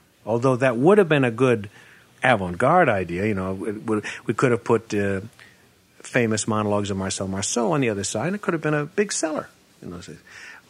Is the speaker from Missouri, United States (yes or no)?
no; Goshen, Indiana, United States; moved away; my hometown in Goshen, Indiana